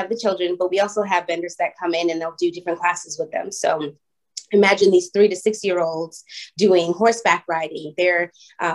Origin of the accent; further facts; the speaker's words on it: Boston, Massachusetts, United States; moved away as an adult; also born or lived in Los Angeles / Atlanta; I was born and raised in Boston